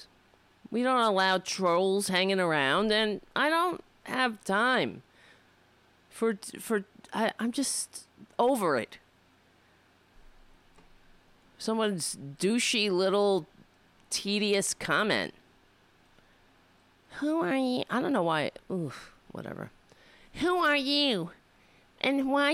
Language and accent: English; United States; we're American